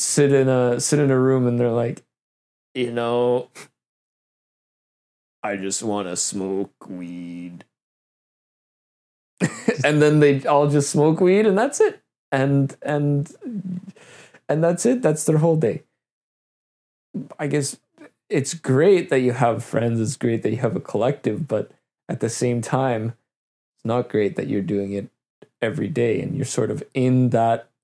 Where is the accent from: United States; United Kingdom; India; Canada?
Canada; also born or lived in Russia; I'm also Canadian